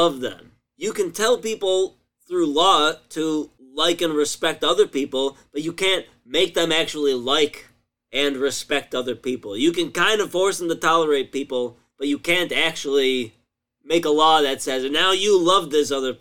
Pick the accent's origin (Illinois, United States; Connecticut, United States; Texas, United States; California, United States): Illinois, United States; my home state, Illinois